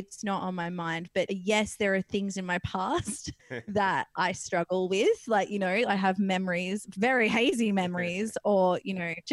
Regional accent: Perth, Western Australia, Australia; I come from Perth, WA, and in WA, there's this little beach town called Wedge Island

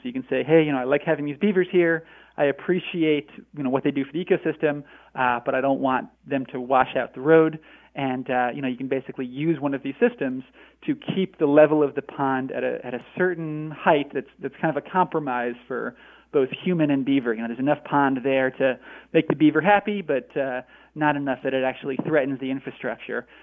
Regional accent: Northeast, United States; now in Northwest, United States; I grew up I grew up in in uh, the Northeast, and now I live in the Northwest

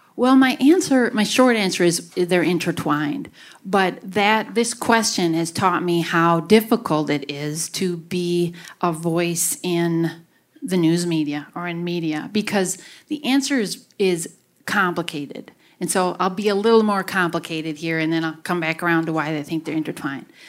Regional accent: Grafton, Wisconsin, United States; I grew up in Grafton and lived most of my life here.

